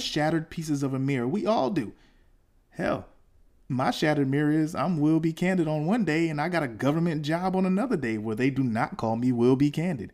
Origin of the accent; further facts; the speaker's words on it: the South, United States; I'm from the South